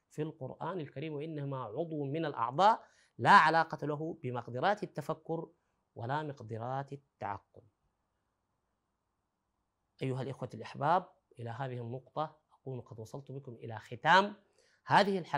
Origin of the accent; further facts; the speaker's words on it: Sudan; نحن في العامية عندنا في السودان بنقول فشفاش وكبر